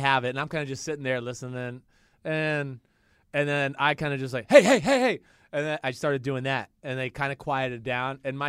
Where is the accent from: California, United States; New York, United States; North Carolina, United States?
New York, United States; I mean, being a New Yorker, I was ready for it.